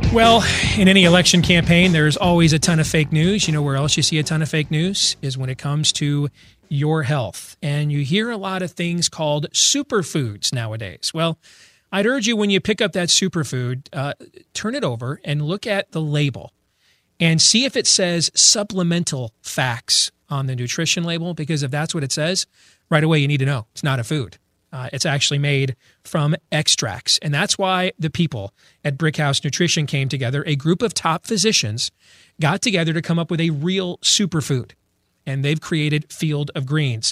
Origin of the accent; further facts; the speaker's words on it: Iowa, United States; my home state